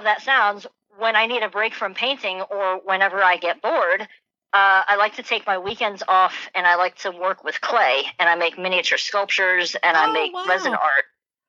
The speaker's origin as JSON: {"language": "English", "town": "Tampa", "region": "Florida", "country": "United States", "moved": "as an adult", "lives_now": "Washington, D.C., United States", "said": "I come from Tampa, Florida"}